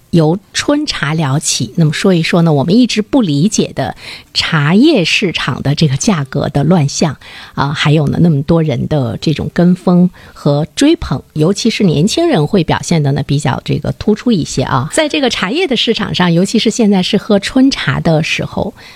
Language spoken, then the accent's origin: Chinese; northern China, China; 我们北方人有明显的就是饮茶的口味的趋势